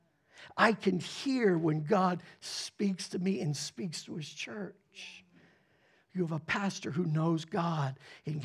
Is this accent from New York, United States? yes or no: no; Pittsburgh, Pennsylvania, United States; moved away; I grew up in the Pittsburgh area